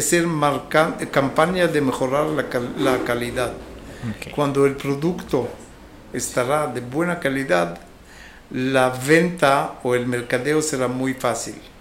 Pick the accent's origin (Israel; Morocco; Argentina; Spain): Israel; moved away as an adult; also born or lived in England / Angola; soy oriundo de Israel